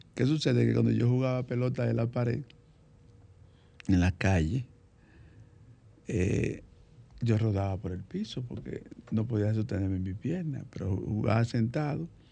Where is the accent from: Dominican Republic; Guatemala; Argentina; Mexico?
Dominican Republic; Santo Domingo, Distrito Nacional; Nací aquí en Santo Domingo, en el sector populoso de Villa Consuelo, específicamente en la Felipe Vicini Perdomo. Eh, desde muy pequeño estudié en la escuela pública.